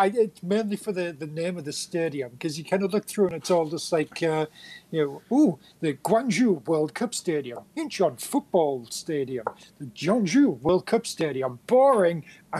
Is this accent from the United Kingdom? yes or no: yes; Leeds, Yorkshire and the Humber, United Kingdom; born there; I was born in Leeds, so it's probably about 20 miles away or something.